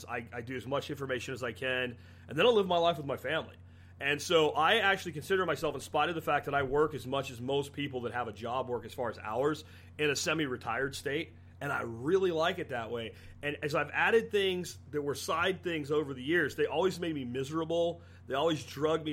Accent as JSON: {"language": "English", "town": "Jacksonville", "region": "Florida", "country": "United States", "tie": "born or raised there", "also_born_or_lived": "Pennsylvania", "moved": "yes", "said": "The places I grew up in Jacksonville"}